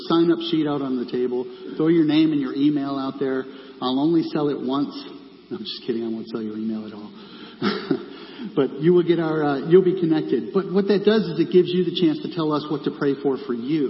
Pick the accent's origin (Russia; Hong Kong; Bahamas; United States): United States; moved away as an adult; now in Castlebar, Ireland; I'm American